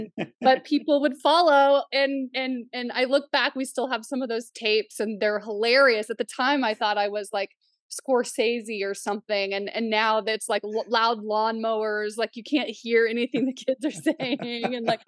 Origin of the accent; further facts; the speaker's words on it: Missouri, United States; also born or lived in Oklahoma; Well, I grew up in Southwest Missouri, Northeastern Oklahoma, right near my tribe's reservation.